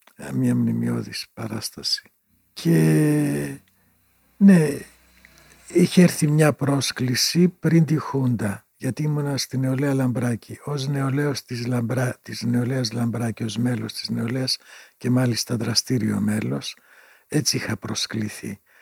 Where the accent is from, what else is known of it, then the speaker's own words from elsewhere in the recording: Greece; also born or lived in Pieria (home village) / Berlin, Germany; από την Ελλάδα